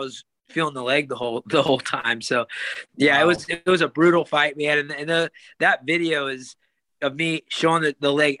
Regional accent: California, United States; a sold out arena in my hometown

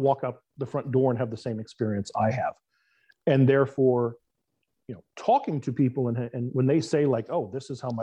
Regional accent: South Florida, United States; I grew up in South Florida. I still reside in Florida.

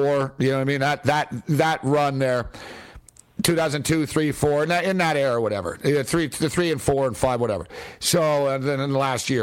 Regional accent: Montreal, Quebec, Canada; moved away; we're all from Montreal originally

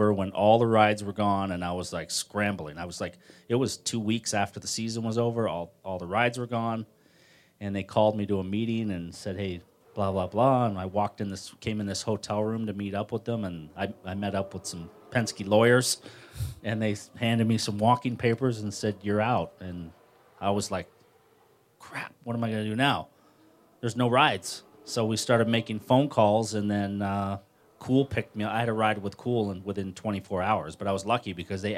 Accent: Toronto, Ontario, Canada; in my home, coming into my hometown

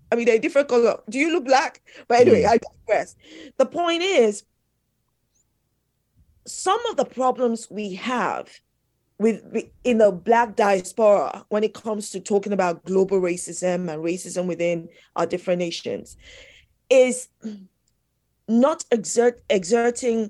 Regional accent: London, United Kingdom; I am British born here in London

